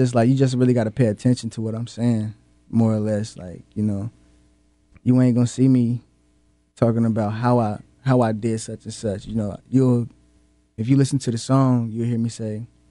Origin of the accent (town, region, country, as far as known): North Carolina, United States